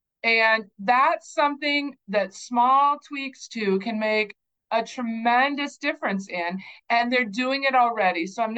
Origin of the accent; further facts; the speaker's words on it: North Dakota, United States; born there; also born or lived in Kansas / New Mexico; I grew up in a lot of different communities. We moved a lot. I was born in North Dakota. I lived in Kansas. I lived in New Mexico. We came back up to South Dakota.